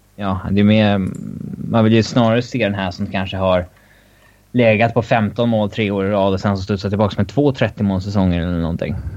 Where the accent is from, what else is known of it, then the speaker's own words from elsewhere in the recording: Sweden; som svensk